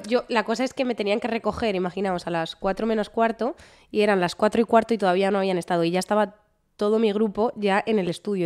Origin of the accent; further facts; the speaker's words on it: Spain; now in Netherlands; somos españoles